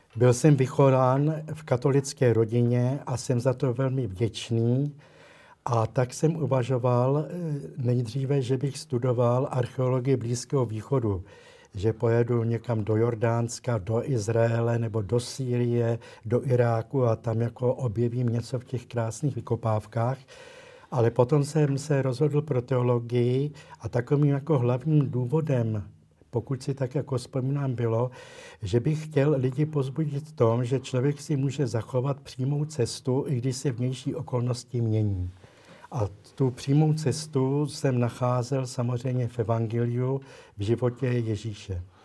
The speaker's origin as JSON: {"language": "Czech", "region": "Prague", "country": "Czechia", "said": "protože pocházím z Prahy"}